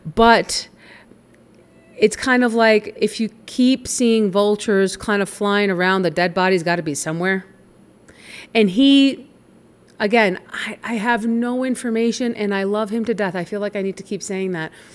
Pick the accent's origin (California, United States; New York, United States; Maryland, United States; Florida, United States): New York, United States; I grew up in New York